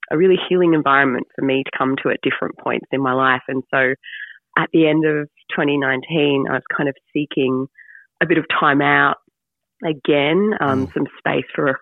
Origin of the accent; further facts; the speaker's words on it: northern Queensland, Australia; where I grew up in Queensland in Australia, particularly kind of the northern part of it